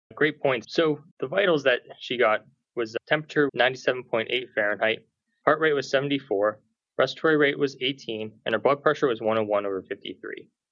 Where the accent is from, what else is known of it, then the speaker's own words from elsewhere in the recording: Pittsburgh, Pennsylvania, United States; I'm a native Pittsburgher